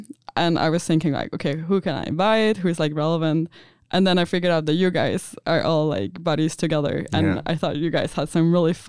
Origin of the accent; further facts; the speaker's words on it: Denmark; moved away as an adult; now in Stuttgart, Germany; I'm from Denmark, and I study digital concept development at the Business Academy in Aarhus. I came to Stuttgart in March 2021 for an exchange semester